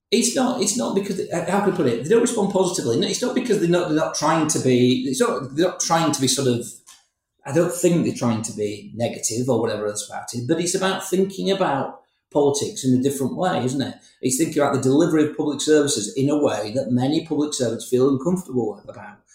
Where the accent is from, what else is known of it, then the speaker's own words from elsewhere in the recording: Huddersfield, Yorkshire and the Humber, United Kingdom; also born or lived in Bury; I'm from Huddersfield.